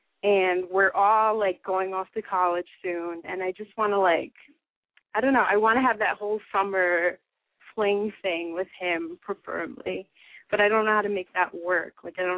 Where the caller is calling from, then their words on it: New York, United States; I'm 18, and I'm from New York.